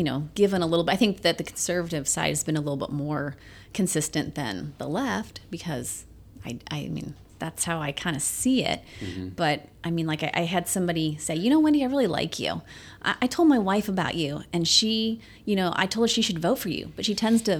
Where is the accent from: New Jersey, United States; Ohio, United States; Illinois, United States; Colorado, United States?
Illinois, United States; Roxana; moved away as an adult; now in St. Charles County, United States; I worked at an ice cream shop in my hometown.